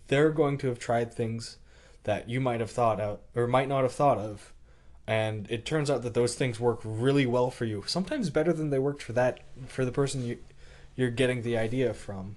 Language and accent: English; Canada; being Canadian